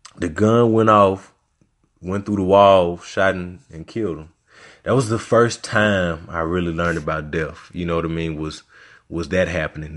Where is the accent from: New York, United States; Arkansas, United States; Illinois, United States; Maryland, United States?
Arkansas, United States; Little Rock; also born or lived in Louisiana; I'm from Little Rock